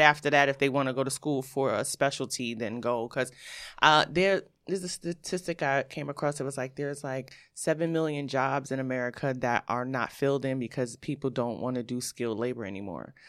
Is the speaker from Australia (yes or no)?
no; New York City, New York, United States; I'm from Brooklyn, New York